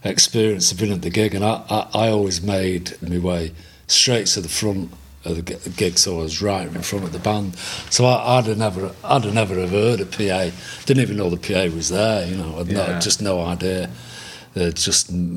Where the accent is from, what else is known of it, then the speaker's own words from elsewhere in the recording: Manchester, North West England, United Kingdom; I lived in Chorlton. I was born and bred in Chorlton.